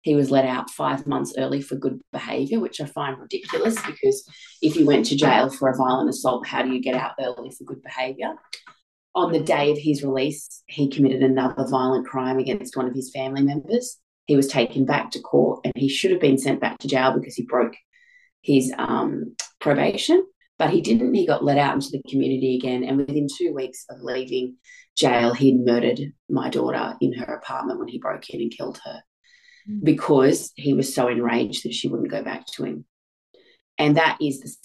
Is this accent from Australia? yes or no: yes; Australia; I'm from Australia.